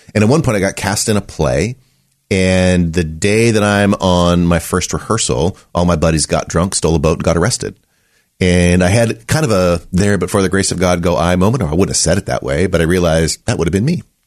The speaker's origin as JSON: {"language": "English", "town": "Running Springs", "region": "California", "country": "United States", "tie": "born or raised there", "said": "I grew up in Southern California, a place called Running Springs"}